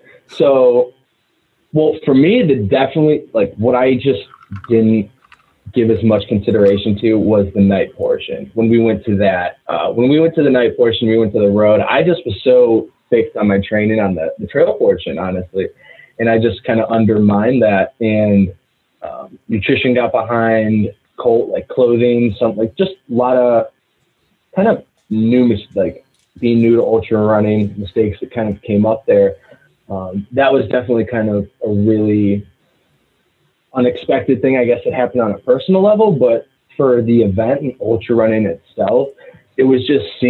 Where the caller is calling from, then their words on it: Athens, Ohio, United States; We are from Athens, Ohio, currently a graduate student here at Ohio University.